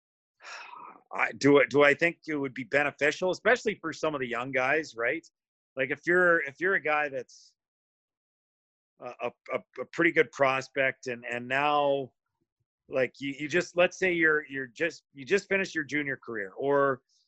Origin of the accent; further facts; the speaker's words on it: Edmonton, Alberta, Canada; moved away; I'm from Edmonton. I you know, I grew up in Edmonton